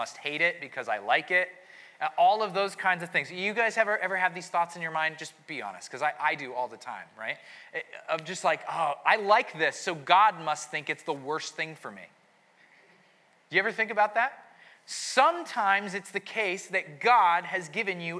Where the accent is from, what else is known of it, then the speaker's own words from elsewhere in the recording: New England, United States; I'm from New England, so the Puritans are like, they're in my relatives somewhere there